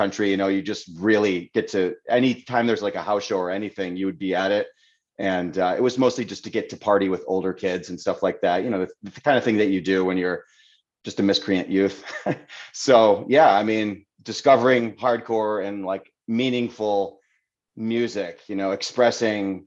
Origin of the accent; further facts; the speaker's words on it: Seneca Falls, New York, United States; I grew up in Waterloo, Seneca Falls